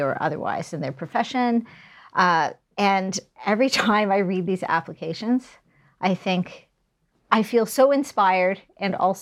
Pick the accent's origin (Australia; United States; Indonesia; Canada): Canada; New Brunswick; also born or lived in Calgary; now in Halifax, Canada; I'm from New Brunswick.